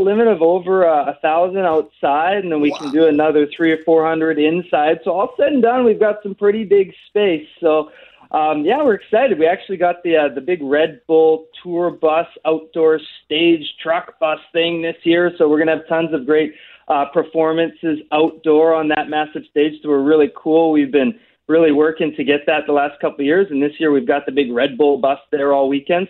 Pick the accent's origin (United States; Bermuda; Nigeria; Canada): Canada; It's about certainly being Canadian, what it means to be Canadian.